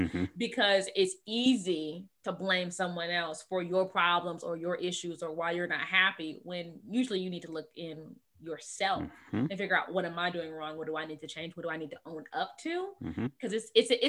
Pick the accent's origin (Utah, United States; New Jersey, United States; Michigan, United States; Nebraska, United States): Michigan, United States; we're from Michigan